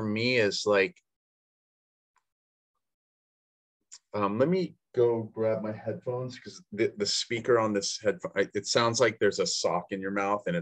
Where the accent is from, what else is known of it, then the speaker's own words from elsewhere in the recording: the Northwest, Pacific Northwest, United States; we're like from the Northwest